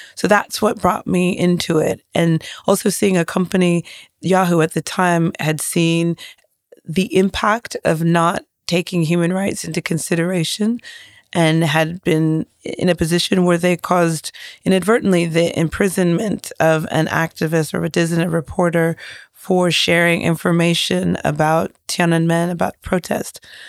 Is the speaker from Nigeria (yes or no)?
yes; Nigeria; as a Nigerian